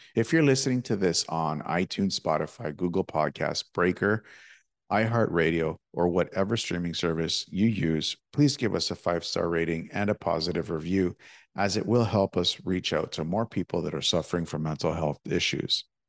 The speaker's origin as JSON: {"language": "English", "town": "Toronto", "region": "Ontario", "country": "Canada", "said": "I'm from Toronto"}